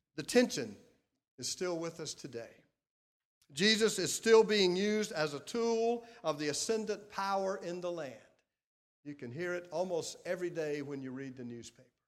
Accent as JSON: {"language": "English", "town": "Clinton", "region": "South Carolina", "country": "United States", "tie": "born or raised there", "said": "I grew up in Clinton, South Carolina"}